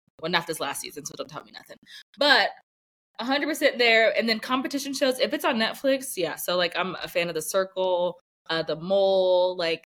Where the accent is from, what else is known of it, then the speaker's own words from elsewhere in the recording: United States; I'm an American